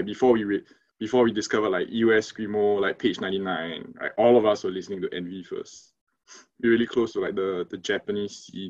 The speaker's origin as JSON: {"language": "English", "country": "Singapore", "said": "We're from Singapore. In case you guys don't know, it's a tiny country in Southeast Asia."}